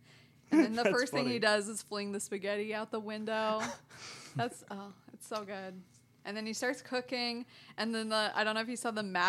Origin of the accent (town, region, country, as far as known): Sacramento, California, United States; born or raised there